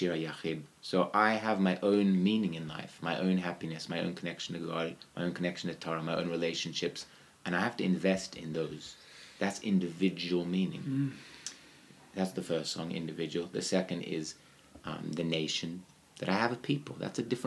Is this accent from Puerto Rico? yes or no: no; Australia; moved away; I'm from Australia